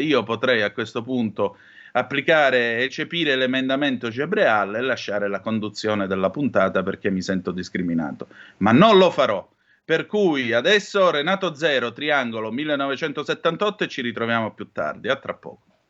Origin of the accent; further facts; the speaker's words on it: Calabria, Italy; dalle mie parti in Calabria